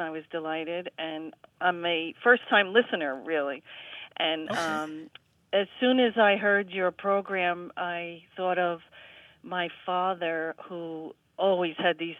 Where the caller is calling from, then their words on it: Spring Valley, New York, United States; I am calling from Spring Valley, New York.